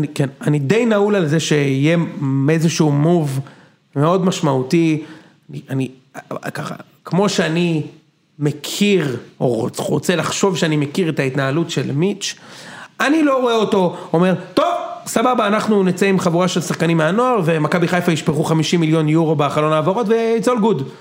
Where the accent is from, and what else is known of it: Israel